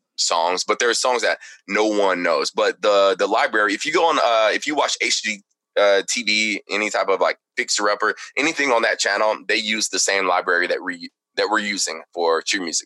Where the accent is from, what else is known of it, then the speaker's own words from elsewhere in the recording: Texarkana, Texas, United States; also born or lived in Plano, Texas; I was born in Texarkana, Texas